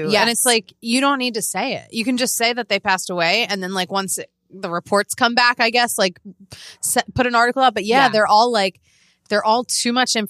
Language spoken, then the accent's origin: English; Boston, Massachusetts, United States; Telemundo. I would eat my, you know, clam chowder in Boston and we'd watch Telemundo. Boston.